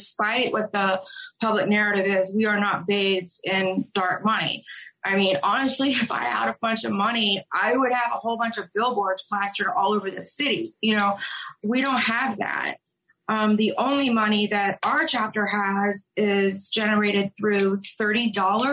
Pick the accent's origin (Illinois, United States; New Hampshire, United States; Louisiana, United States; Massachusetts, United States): Louisiana, United States; New Orleans; moved away as an adult; now in Charlotte, United States; I'm from New Orleans. Moving to Charlotte, it's been really difficult for me to adjust because this is a much more segregated city than where I grew up and where I came from